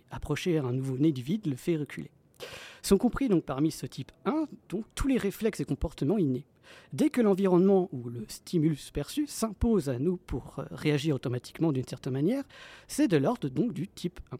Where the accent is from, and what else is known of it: France